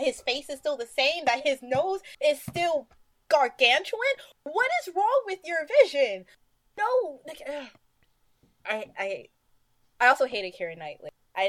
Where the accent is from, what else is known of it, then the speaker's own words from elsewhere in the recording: New York, United States; Garden State makes me mad that I'm from New